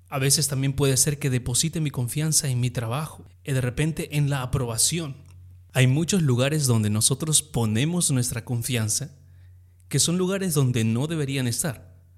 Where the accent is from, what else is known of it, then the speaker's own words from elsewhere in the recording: Peru; also born or lived in Texas; soy peruano, eh, pastoreo una iglesia aquí en Lima